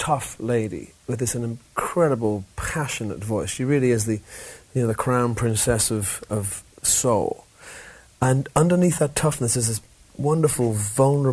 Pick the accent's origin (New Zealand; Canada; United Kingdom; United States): United Kingdom; England